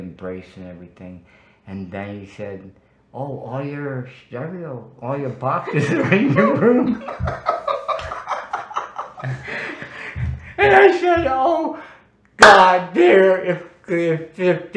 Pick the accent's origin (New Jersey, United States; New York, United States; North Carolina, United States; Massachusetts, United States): Massachusetts, United States; Worcester; Worcester, Massachusetts, my hometown